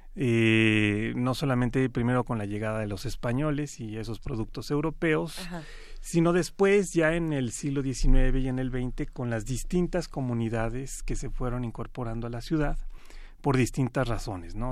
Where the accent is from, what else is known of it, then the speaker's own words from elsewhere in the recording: Mexico City, Mexico; todos somos chilangos